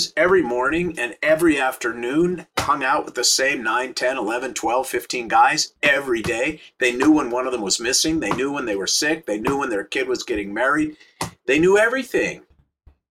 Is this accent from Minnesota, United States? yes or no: yes; St. Louis Park, Minnesota, United States; now in Los Angeles, United States; I grew up in Minnesota in a suburb, first ring of suburbs outside of Minneapolis called St. Louis Park.